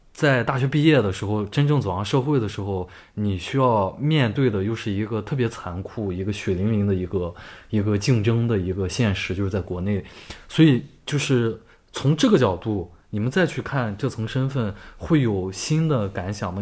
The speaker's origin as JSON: {"language": "Chinese", "country": "China", "moved": "yes", "said": "我们中国人"}